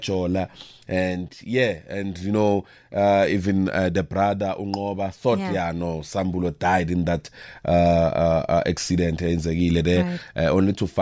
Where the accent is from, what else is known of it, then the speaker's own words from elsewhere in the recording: Witbank, Mpumalanga, South Africa; I was born in Witbank. I grew up in Witbank. I studied in Witbank, so everything. Right. I'm a Malahleni guy, yes.